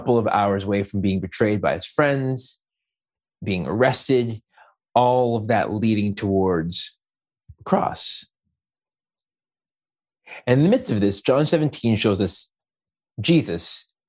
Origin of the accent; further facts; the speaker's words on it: Montreal, Quebec, Canada; moved away as an adult; also born or lived in Peterborough, Ontario / Scarborough, Ontario / Ajax, Ontario; now in Oshawa, Canada; I, a Black man born and raised in Montreal, who moved to Peterborough for school